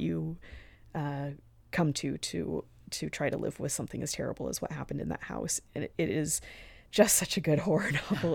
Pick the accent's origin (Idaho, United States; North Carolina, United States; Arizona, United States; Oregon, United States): Arizona, United States; moved away; I'm from Arizona.